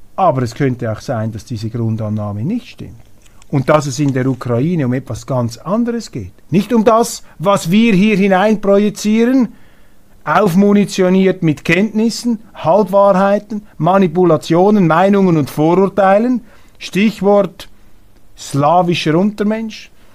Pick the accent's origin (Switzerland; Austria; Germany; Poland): Switzerland; als Schweizer